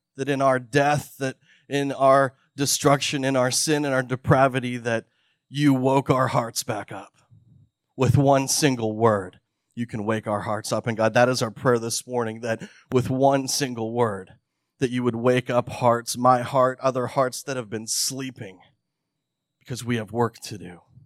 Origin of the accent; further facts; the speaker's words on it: Canada; When I was thirteen or fourteen years old, I was growing up in Canada, and we had just moved from a, a large city to the, a, a very remote part of the province.